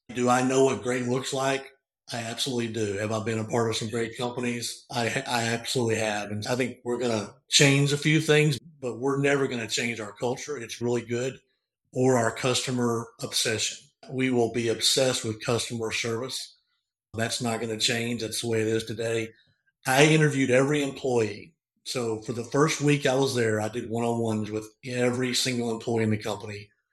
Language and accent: English; Northeast Arkansas, United States; I grew up in a small farming community in Northeast Arkansas.